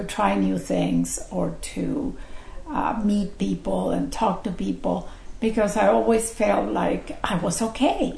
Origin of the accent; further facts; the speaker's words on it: Mexico; born or raised there; English is a second language